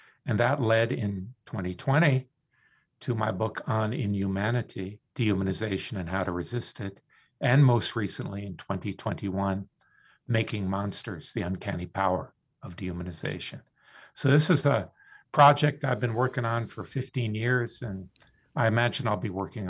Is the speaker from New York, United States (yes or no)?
no; Florida, United States; I grew up in the Deep South. My family moved down to South Florida in the 50s when it was really Deep South.